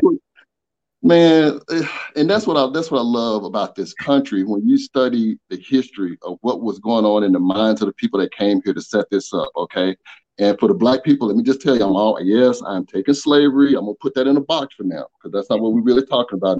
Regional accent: Atlanta, Georgia, United States; child of the South, born and raised in Atlanta

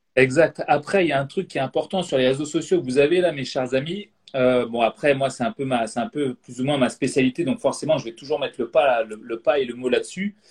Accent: Guadeloupe; now in Bordeaux, France; en ce moment je suis chez moi en Guadeloupe dans la, dans Caraïbe, mais moi j'habite à Bordeaux

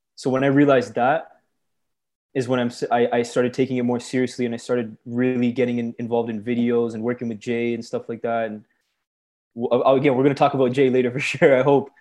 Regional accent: Brampton, Ontario, Canada; born or raised there; also born or lived in Scarborough, Ontario

